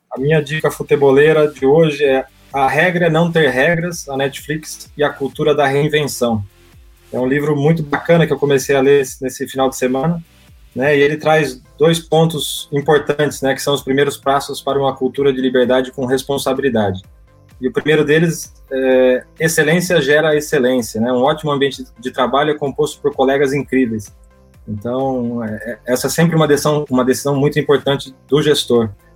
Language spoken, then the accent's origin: Portuguese; Brazil; moved away as an adult; also born or lived in France; a gente é, brasileiro